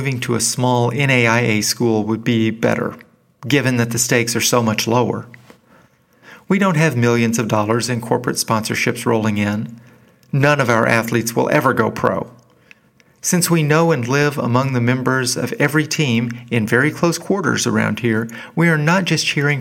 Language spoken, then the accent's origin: English; Arkansas, United States; my late adolescence and college years coincided with a golden age for the teams at the only major university in my home state of Arkansas